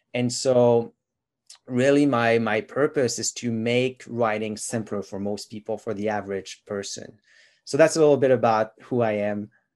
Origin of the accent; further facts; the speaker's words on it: Quebec, Canada; first language French; English is a second language; now in Ontario, Canada; I'm from Quebec originally. And so my mother tongue is actually French.